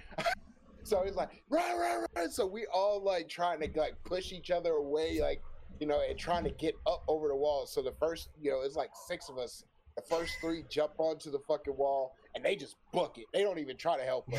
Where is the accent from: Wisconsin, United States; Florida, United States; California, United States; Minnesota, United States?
Florida, United States; moved away; I used to live in Florida